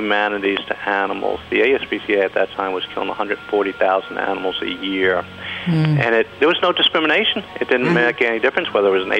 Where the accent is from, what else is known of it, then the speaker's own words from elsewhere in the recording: Kentucky, United States; moved away as an adult; also born or lived in New York; I'm from Kentucky, and after I went to school for accounting, I went to New York